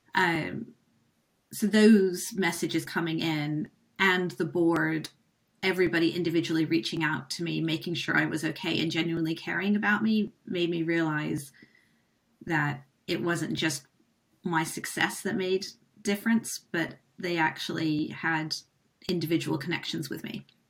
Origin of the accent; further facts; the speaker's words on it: United States; moved away; being American, like I was over here when he was president.